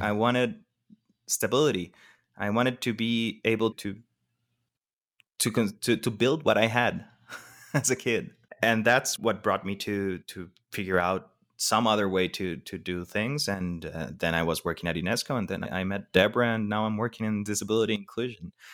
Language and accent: English; Costa Rica; I'm Costa Rican, born, raised, everything, but my mom isn't